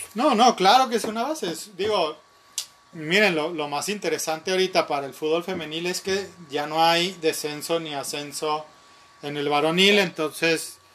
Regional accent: Nuevo León, Mexico; somos de Nuevo León o, hemos vivido siempre en Nuevo León

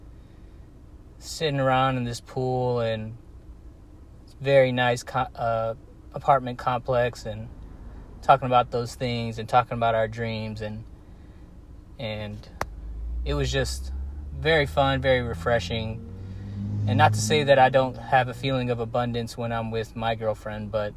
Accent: United States; moved away as an adult; now in Guatemala; as an American

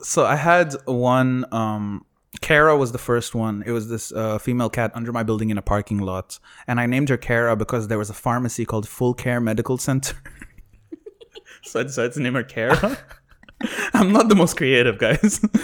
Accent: Sharjah, United Arab Emirates; growing up in Sharjah

